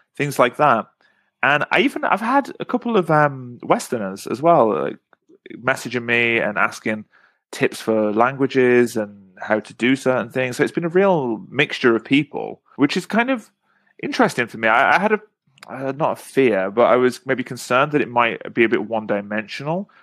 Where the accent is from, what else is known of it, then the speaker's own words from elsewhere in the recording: England, United Kingdom; moved away; just being an English person who speaks Korean